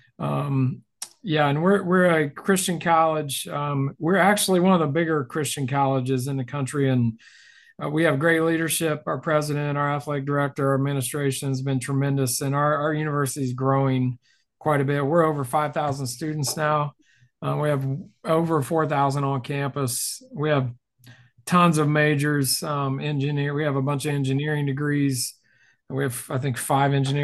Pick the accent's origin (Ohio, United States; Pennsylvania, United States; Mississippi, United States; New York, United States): Ohio, United States; South Webster; accent: Southern; moved away as an adult; also born or lived in Lancaster, Ohio; now in Cedarville, United States; I'm from Southeast Ohio. So if you hear a Southern accent, that's why. It's right on the Ohio River, down near Kentucky, and a little town called South Webster.